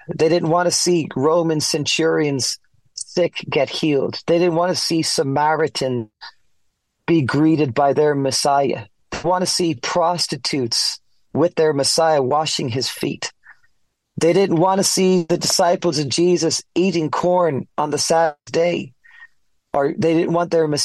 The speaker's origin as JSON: {"language": "English", "country": "Ireland", "tie": "born or raised there", "also_born_or_lived": "Florida, United States / Colorado, United States", "moved": "as an adult", "lives_now": "United States", "said": "I'm from Ireland, born and raised."}